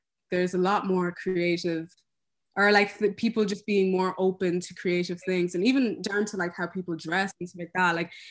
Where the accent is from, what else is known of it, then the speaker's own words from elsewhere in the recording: Cork, Munster, Ireland; now in London, United Kingdom; I'm from Cork.